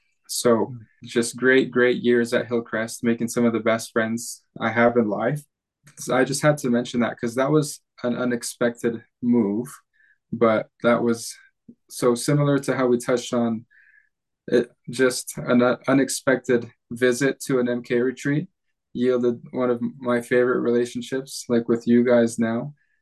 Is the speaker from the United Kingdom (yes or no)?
no; Sulawesi, Indonesia; I was born and raised in Indonesia, went to school mostly at international schools did some homeschool there, but on the island of Sulawesi.